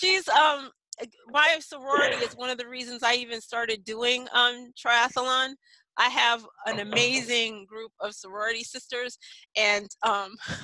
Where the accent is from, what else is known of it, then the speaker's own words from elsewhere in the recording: New York, United States; moved away; I'm a city kid. I grew up in New York.